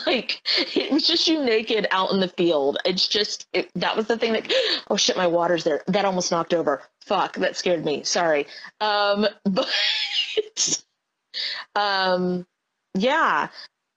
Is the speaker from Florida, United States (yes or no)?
yes; Florida, United States; also born or lived in Arizona; I grew up in Florida, lived in Arizona